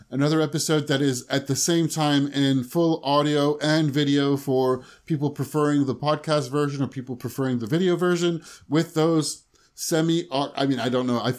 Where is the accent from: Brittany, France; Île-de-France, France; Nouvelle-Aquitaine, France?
Île-de-France, France; Paris; also born or lived in London / Singapore / Chicago; I grew up in France around Paris, and then I lived in London for a long time.